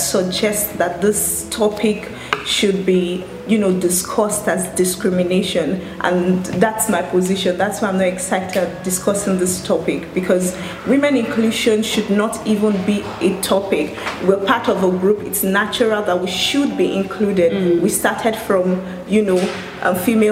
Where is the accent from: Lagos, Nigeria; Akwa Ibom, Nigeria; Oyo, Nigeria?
Lagos, Nigeria; I'm from Lagos, Nigeria